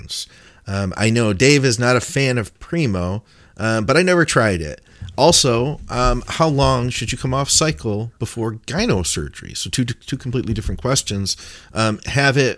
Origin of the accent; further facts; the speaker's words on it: Detroit, Michigan, United States; I am from Detroit